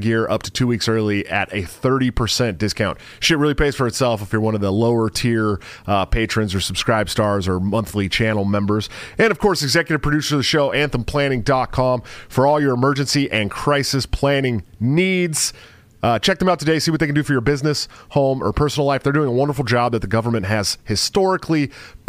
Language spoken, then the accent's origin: English; San Francisco, California, United States; I'm from the Bay Area, right? I'm from San Francisco area.